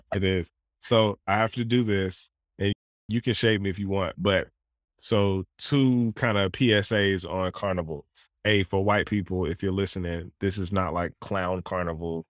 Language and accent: English; Southern Alabama, United States; moved away; I grew up in Southern Alabama